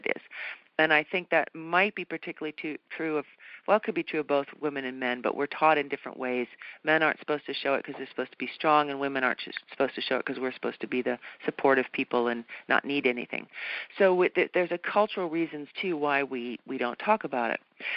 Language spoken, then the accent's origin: English; New England, United States; moved away; I was brought up, I'm from New England originally